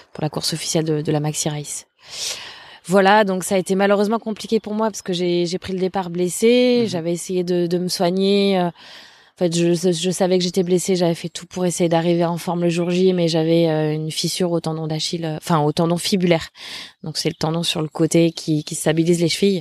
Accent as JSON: {"language": "French", "town": "Le Mans", "region": "Pays de la Loire", "country": "France", "tie": "born or raised there", "also_born_or_lived": "Angers / Toulouse", "moved": "as an adult", "said": "je suis originaire du, du Mans, en Sarthe. Mhm voilà, où j'ai, où je suis née, où j'ai grandi. Je suis restée jusqu'à jusqu'à l'âge de 18 ans"}